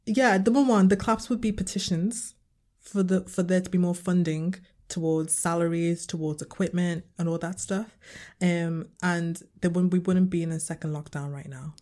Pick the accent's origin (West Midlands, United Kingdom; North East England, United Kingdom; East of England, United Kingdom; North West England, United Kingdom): North West England, United Kingdom; Liverpool; I'm coming from, I'm from Liverpool